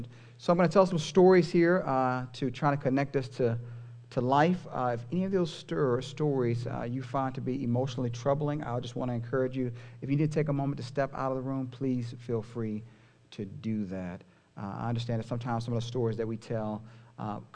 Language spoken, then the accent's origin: English; Houston, Texas, United States; a church in my hometown of Houston